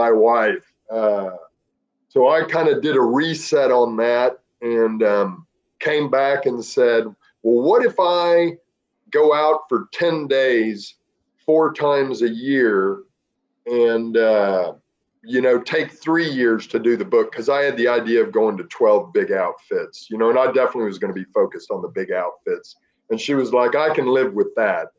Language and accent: English; Dallas, Texas, United States; I grew up in Dallas, Texas